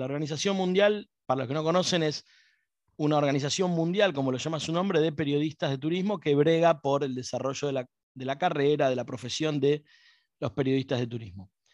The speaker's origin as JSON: {"language": "Spanish", "region": "Buenos Aires", "country": "Argentina", "accent": "porteño", "said": "como porteño tengo un problema para pronunciar"}